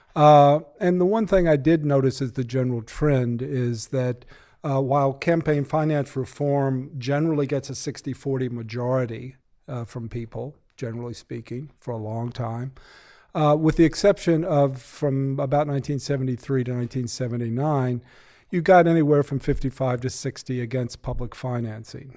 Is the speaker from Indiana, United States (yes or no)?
no; Massachusetts, United States; I'm from Massachusetts